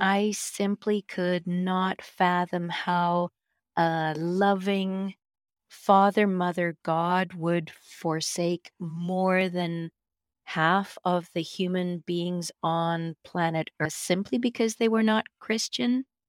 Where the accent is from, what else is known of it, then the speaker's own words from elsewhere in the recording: Victoria, British Columbia, Canada; moved away as an adult; now in Vancouver, Canada; Steve and I moved here from Victoria, which is where uh, I spent most of my life growing up. We moved to Vancouver